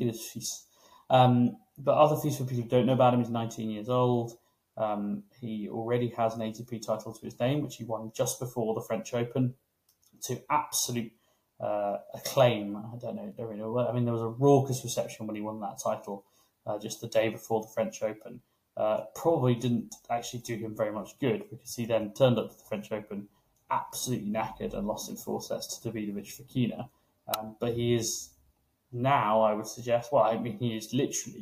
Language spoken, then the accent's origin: English; United Kingdom; as British journalists